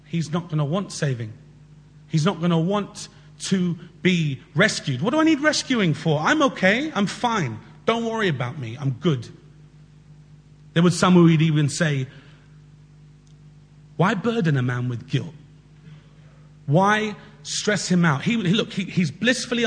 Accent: London, United Kingdom; We grew up together in Southwest London.

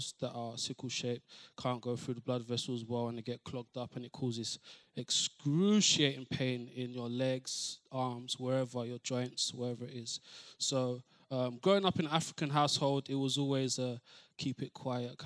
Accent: London, United Kingdom; I'm from East London

